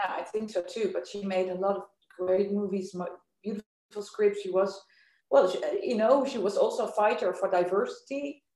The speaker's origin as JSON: {"language": "English", "town": "Amsterdam", "region": "North Holland", "country": "Netherlands", "said": "I am from Amsterdam."}